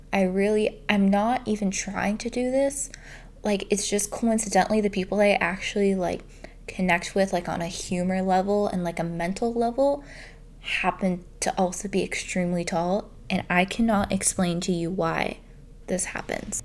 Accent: Canada; I'm Canadian

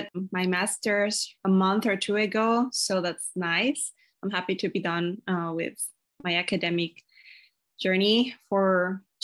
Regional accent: Ecuador; now in Washington State, United States; I'm from Ecuador. I'm currently living in Washington State in the USA.

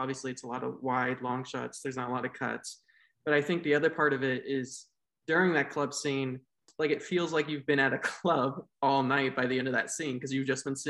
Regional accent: United States; I'm an American

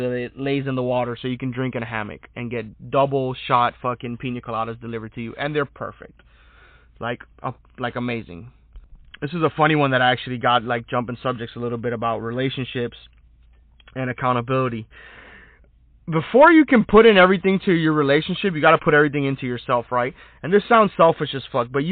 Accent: United States; as an American

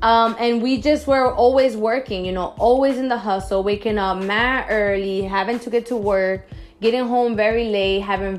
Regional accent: Newark, New Jersey, United States; moved away as an adult; now in Florida, United States; I grew up in Newark.

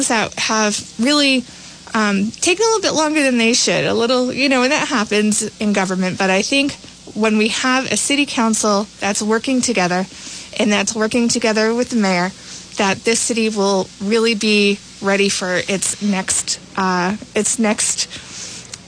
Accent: Woonsocket, Rhode Island, United States; moved away; I am originally from Woonsocket

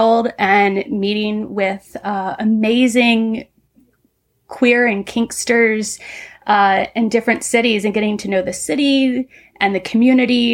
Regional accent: Southern Ohio, United States; moved away; I grew up in the Midwest, Southern Ohio, in the 80s

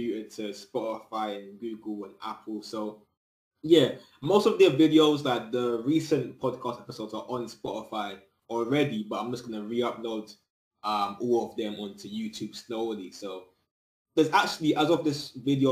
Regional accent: United Kingdom; I'm in the UK, but I'm originally Jamaican, you know what I'm saying? Both my parents are Jamaican, but I was born in the UK

